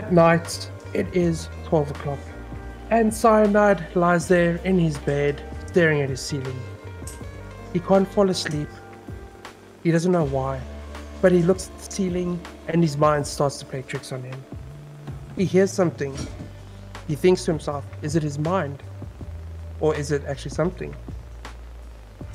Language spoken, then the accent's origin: English; South Africa; I am a South African